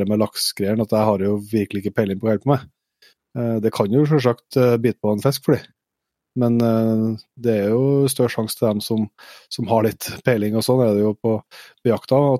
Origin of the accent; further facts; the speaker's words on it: Norway; som er født og oppvokst i Nye, så har vi liksom aldri sett de barrierene, for vi har vært med fra vi var bitte små.